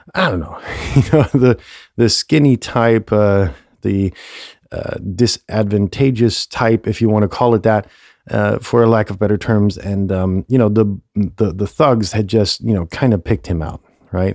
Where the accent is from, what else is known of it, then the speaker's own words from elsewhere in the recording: Germany; moved away; close to my hometown